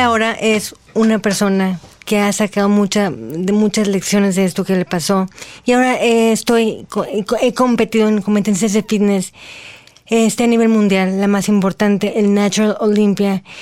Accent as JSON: {"language": "Spanish", "country": "Mexico", "said": "soy la primera mexicana"}